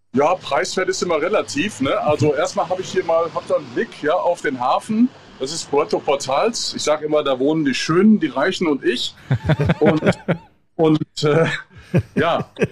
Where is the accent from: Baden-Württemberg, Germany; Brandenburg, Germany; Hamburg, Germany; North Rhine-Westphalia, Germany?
North Rhine-Westphalia, Germany; Gelsenkirchen; now in Mallorca, Spain; Als gebürtiger Gelsenkirchener